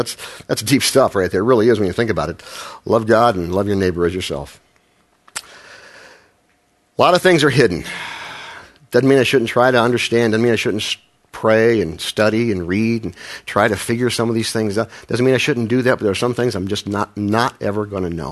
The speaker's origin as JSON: {"language": "English", "region": "Midwest", "country": "United States", "said": "I say Frankl because I'm from the Midwest"}